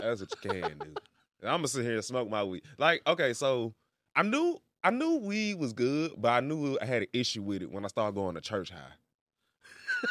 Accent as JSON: {"language": "English", "town": "Memphis", "region": "Tennessee", "country": "United States", "tie": "born or raised there", "moved": "as an adult", "lives_now": "Tulsa, United States", "said": "I'm from Memphis"}